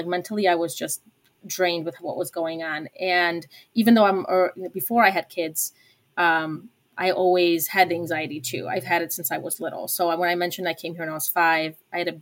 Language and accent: English; Chicago, Illinois, United States; also born or lived in Poland; I moved to Chicago to the suburbs when I was 5 from Poland